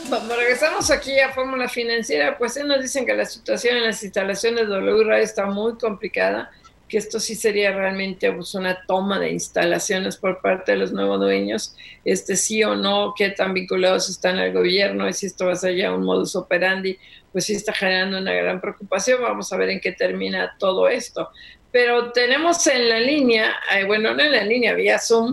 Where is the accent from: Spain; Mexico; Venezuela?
Mexico; ¿Somos malos mexicanos?